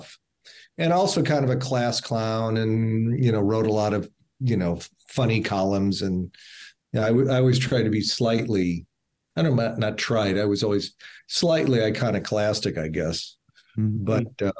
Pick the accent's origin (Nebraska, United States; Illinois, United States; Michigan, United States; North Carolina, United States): Nebraska, United States; Omaha; I'm from Omaha